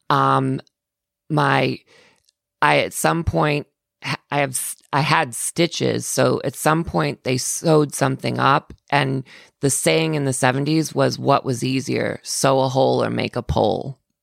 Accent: Florida, United States; I'm from Florida. I grew up in Florida

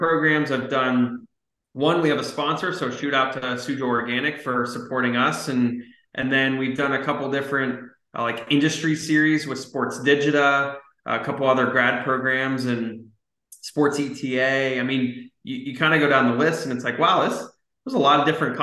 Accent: Scottsdale, Arizona, United States; also born or lived in Southern California; I grew up in Scottsdale, Arizona

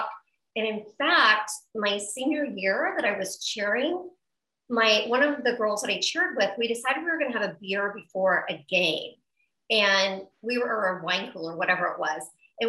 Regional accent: Midwest, United States; I grew up in the Midwest

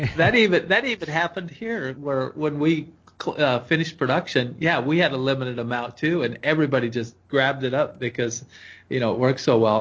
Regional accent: Oregon, United States; I grew up in Oregon

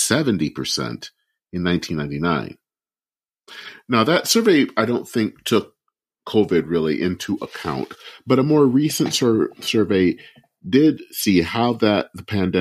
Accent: Flint, Michigan, United States; my hometown of Flint, Michigan.

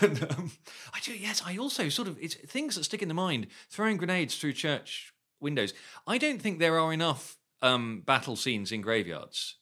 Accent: United Kingdom; I grew up near London in the eighties

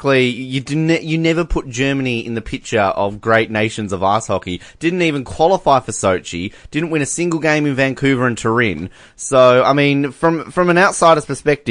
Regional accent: Australia; we're Australian

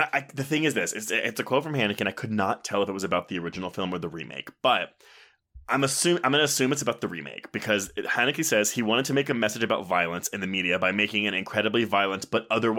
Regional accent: United States; as American people.

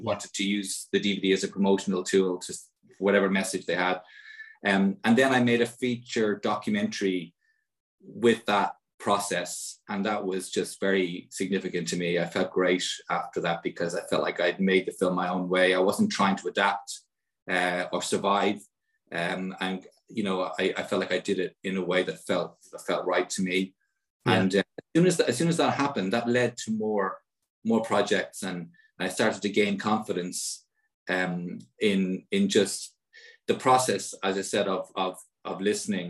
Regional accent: Ireland; as an Irish citizen

